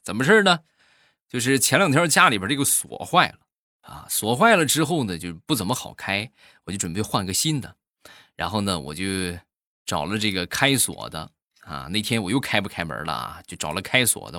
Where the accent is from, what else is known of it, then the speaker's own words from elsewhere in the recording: Shandong, China; 我们山东人呐，吃葱是必不可少的